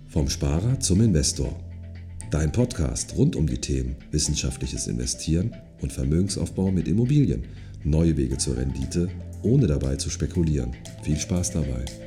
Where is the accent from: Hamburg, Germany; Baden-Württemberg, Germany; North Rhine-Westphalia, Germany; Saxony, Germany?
Saxony, Germany; Dresden; hier in meiner Heimatstadt